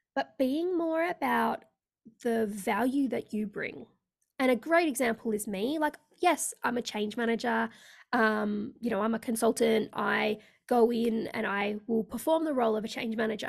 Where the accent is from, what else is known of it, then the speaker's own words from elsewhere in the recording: Australia; also born or lived in India / Sydney, Australia; I am based in Australia, so I live in sunny Sydney in Australia